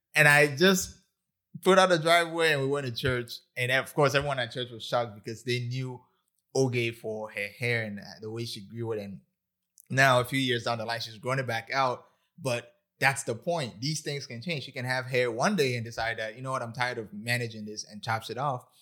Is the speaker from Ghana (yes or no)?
yes; Ghana; I'm Ghanaian